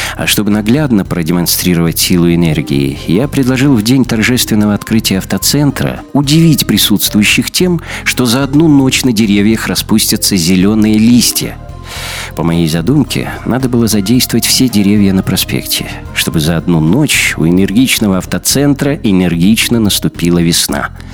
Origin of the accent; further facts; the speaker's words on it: Belarus; мы, белорусы